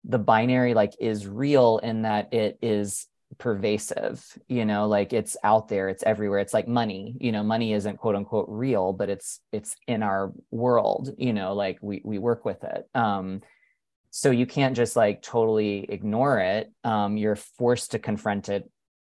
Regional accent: North Carolina, United States; I was raised Southern Baptist in North Carolina

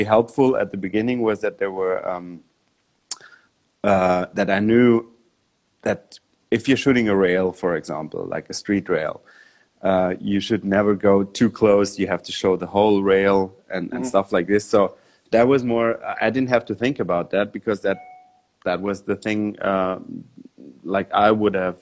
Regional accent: Munich, Bavaria, Germany; I grew up in Munich, which is close to the mountains

